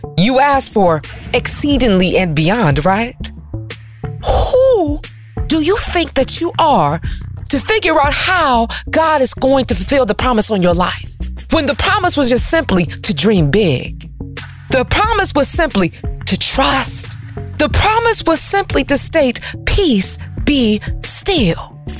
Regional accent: Detroit, Michigan, United States; moved away as an adult; also born or lived in Washington, D.C. / New York; now in California, United States; I'm from Detroit.

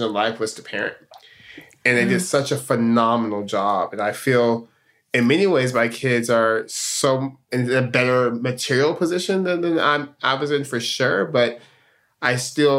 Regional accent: Stockton, California, United States; moved away as an adult; I'm born and raised in Stockton, California. That's home

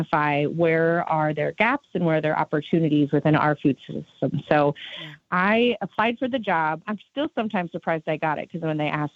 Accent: Southwest Iowa, United States; I'm originally from Southwest Iowa

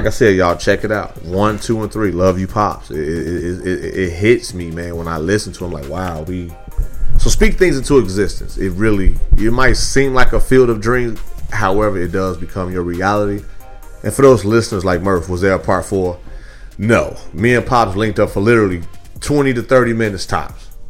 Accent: Midwest, United States; now in Houston, United States; I'm from the Midwest

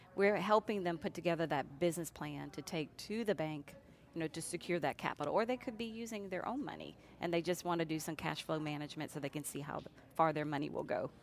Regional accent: New Orleans, Louisiana, United States; moved away as an adult; also born or lived in Lafayette; I hail from the New Orleans area

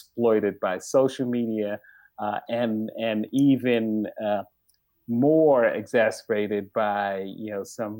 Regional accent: New York City, New York, United States; growing up in Bed-Stuy, there were only a couple stores

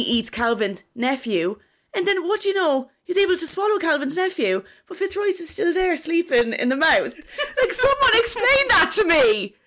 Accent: Kilkenny, Leinster, Ireland; I'm from Kilkenny

